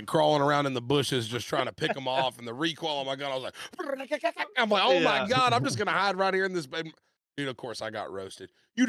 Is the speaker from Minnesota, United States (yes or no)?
no; Texas, United States; now in Delaware, United States; I'm from Texas.